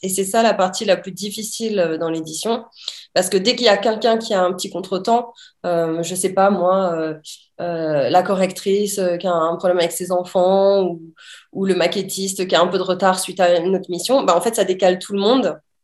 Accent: southern France, France; moved away as an adult; je suis revenue dans le sud de la France dans ma région natale, enfin de là où j'ai grandi

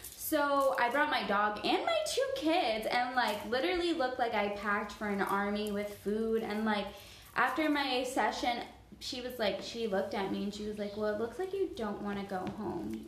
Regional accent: Miami, Florida, United States; moved away as an adult; now in Georgia, United States; I was born and raised in Miami

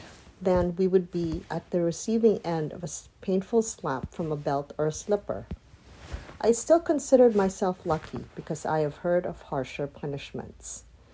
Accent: Philippines; moved away as an adult; now in United States; my personal experience as a child growing up in the Philippines.

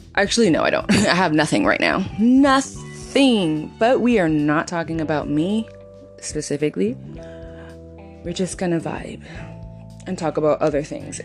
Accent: California, United States; also born or lived in Texas; coming back to California from Texas at the end of 2020 and the first half of 2021 I was like back at my roots

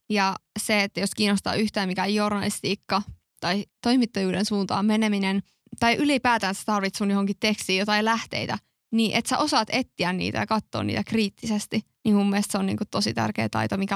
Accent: Kokkola, Central Ostrobothnia, Finland; moved away as an adult; now in Tampere, Finland; mäkin muutin tosiaan Kokkolasta Tampereelle, jos jollakin on jäänyt epäselväksi, niin olen Kokkolasta.

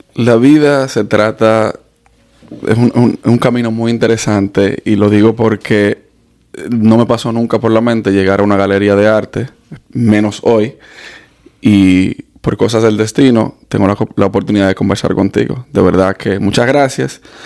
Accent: Dominican Republic; yo soy dominicano

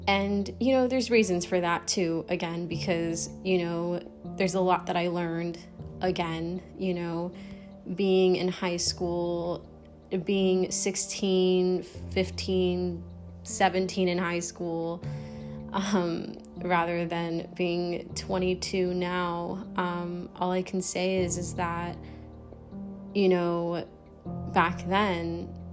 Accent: Maryland, United States; moved away as an adult; I grew up somewhere in Maryland. So yeah, I'm in a completely different state now

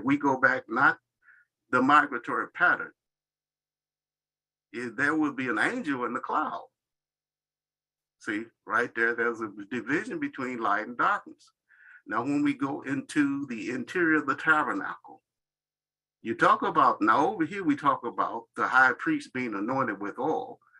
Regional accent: Muskegon, Michigan, United States; I'm from Muskegon.

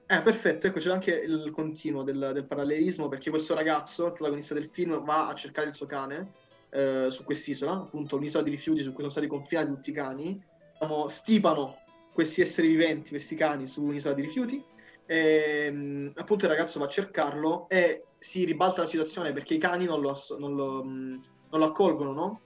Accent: Apulia, Italy; io vengo dalla Puglia

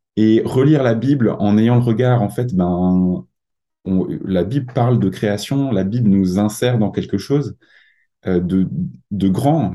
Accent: Mulhouse, Grand Est, France; je viens d'Alsace, plus, plus exactement euh, de Mulhouse

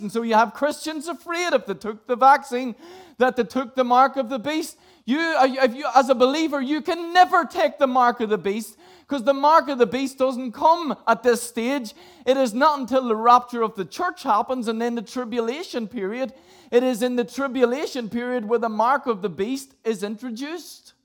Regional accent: Northern Ireland, United Kingdom; I grew up in Northern Ireland

